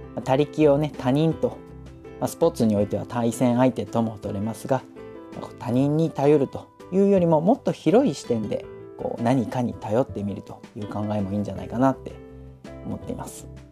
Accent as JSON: {"language": "Japanese", "region": "Hokkaido", "country": "Japan", "tie": "born or raised there", "moved": "yes", "lives_now": "Saitama, Japan", "said": "私実は今は埼玉にいますけれども、あの、雪国北海道出身なので"}